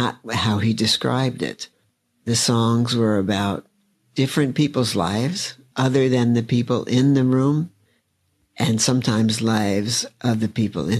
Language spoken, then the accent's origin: English; New York City, New York, United States; growing up in Brooklyn, there actually were like guys on the corner singing doo-wop